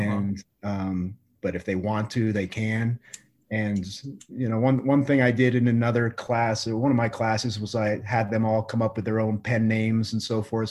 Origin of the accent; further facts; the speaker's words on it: Colorado, United States; also born or lived in New York / Iowa; the whole time I was growing up in Colorado